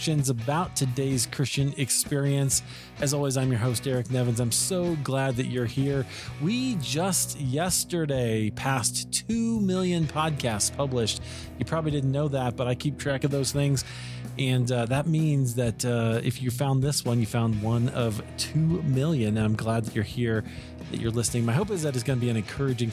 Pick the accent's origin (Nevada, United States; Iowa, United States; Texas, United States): Iowa, United States; also born or lived in Chicago; now in Colorado, United States; I grew up in Iowa.